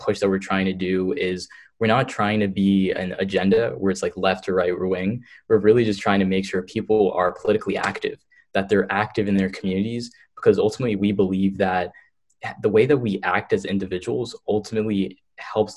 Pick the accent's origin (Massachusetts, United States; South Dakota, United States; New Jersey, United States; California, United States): New Jersey, United States; I'm from New Jersey